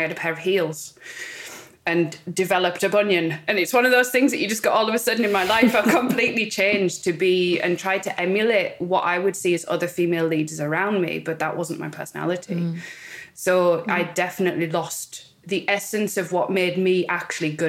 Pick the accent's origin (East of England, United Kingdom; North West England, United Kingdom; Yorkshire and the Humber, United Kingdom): North West England, United Kingdom; Cumbria; moved away as an adult; also born or lived in London; if you can tell by my accent, I grew up in the north of England, I'm right up in Cumbria